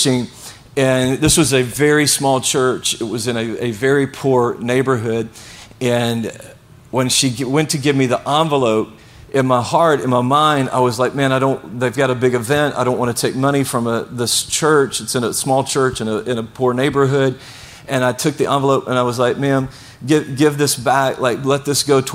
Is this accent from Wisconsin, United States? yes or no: no; Blytheville, Arkansas, United States; now in Venice, United States; I grew up in a city called Blytheville, Arkansas